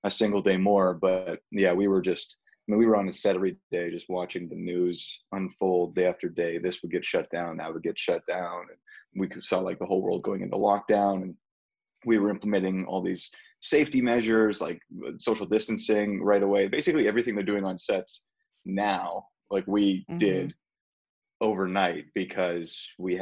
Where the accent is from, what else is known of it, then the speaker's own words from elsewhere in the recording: Edmonton, Alberta, Canada; moved away; that's my hometown